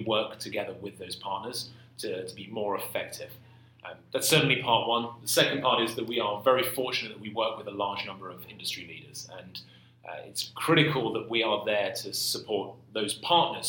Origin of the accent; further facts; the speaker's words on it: London, United Kingdom; moved away as an adult; now in San Francisco, United States; I grew up in London. I went to college in London. I worked in London.